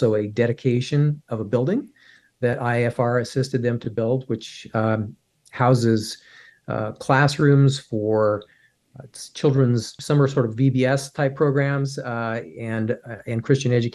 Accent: United States; as an American

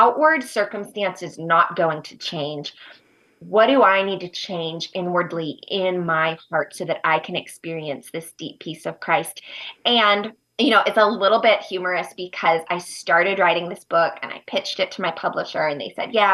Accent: United States; moved away as an adult; also born or lived in Uganda; I was moving to my home country

